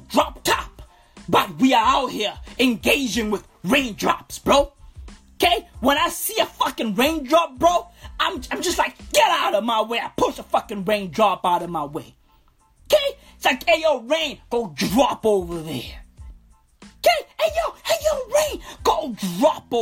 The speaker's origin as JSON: {"language": "English", "town": "Katlehong", "region": "Gauteng", "country": "South Africa", "tie": "born or raised there", "said": "I grew up in Katlehong."}